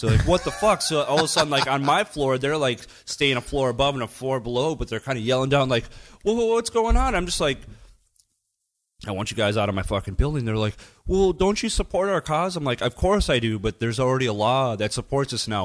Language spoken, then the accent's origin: English; United States; now in Germany; as an American